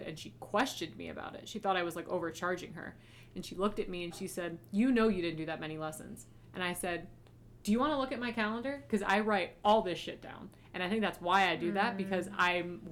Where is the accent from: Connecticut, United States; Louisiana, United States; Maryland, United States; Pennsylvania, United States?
Maryland, United States; moved away as an adult; now in Michigan, United States; I grew up in Maryland.